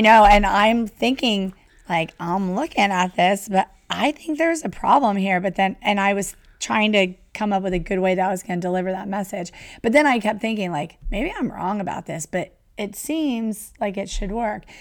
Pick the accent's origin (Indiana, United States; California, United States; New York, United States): California, United States; Southern; growing up in Southern California